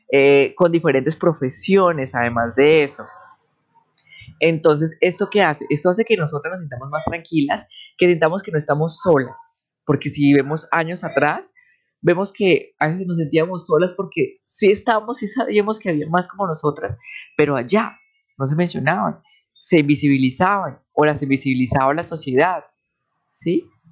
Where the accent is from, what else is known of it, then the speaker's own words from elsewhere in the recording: Bucaramanga, Santander, Colombia; moved away as an adult; me regresé para mi ciudad natal, que es Bucaramanga, a la casa de mis papás.